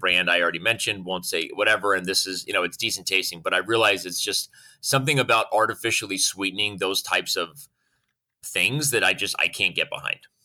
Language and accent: English; Arizona, United States; born and raised in Arizona